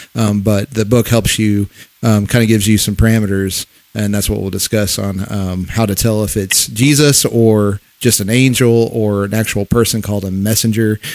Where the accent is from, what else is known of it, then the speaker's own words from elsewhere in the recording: Missouri, United States; we're from Missouri, from Missouri